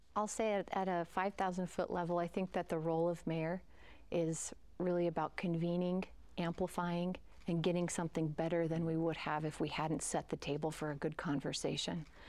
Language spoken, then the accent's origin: English; Sandy, Utah, United States; also born or lived in Salt Lake City, Utah; I grew up in Sandy and went to Alta and went to the University of Utah